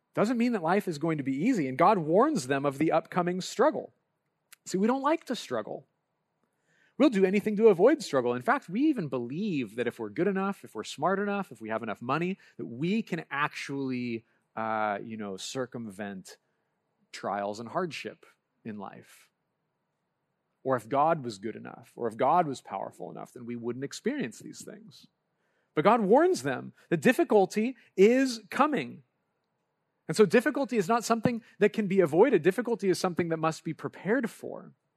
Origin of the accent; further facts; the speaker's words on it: Lompoc, California, United States; moved away; I grew up in Lompoc, California, and as much as I don't like to claim it, my home is Lompoc